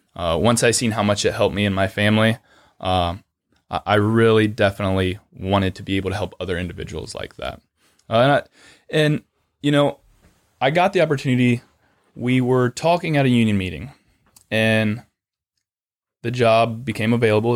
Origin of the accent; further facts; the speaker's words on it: Lucas, Ohio, United States; originally I'm from a really small town of Lucas, which is just outside of Mansfield